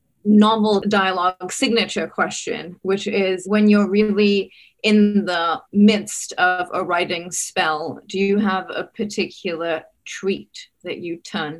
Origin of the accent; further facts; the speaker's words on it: Singapore; I grew up in Singapore